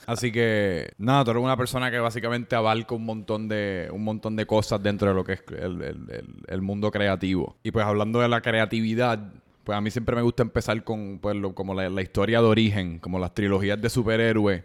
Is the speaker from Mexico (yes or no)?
no; Puerto Rico; los puertorriqueños tradicionalmente han sido bien buenos en pelotas